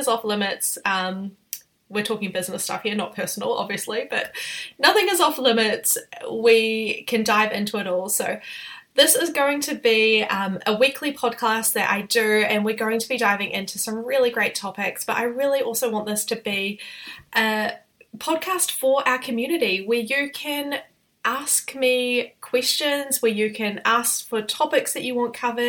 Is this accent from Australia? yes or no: no; New Zealand; I'm a New Zealander